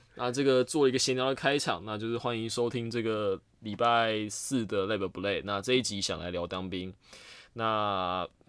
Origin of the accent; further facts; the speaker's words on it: Penghu County, Taiwan; 我老家在澎湖啊